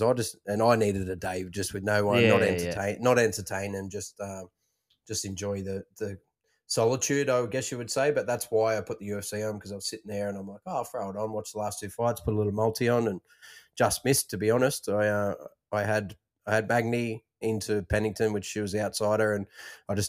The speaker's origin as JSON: {"language": "English", "country": "Australia", "said": "we're passionate Australians, and we all are"}